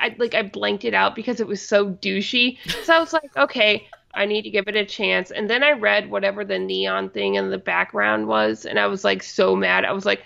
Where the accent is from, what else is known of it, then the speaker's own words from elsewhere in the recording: South Bend, Indiana, United States; Actually, they kind of have one of these in my hometown of South Bend.